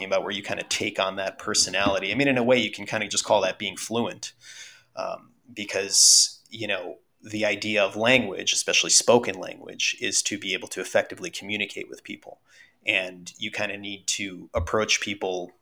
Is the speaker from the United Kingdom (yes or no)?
no; United States; first language Russian; English is a second language; Russian is technically my first language. Like, I learned to speak it as a baby and then learned English by default, you know, living in the US.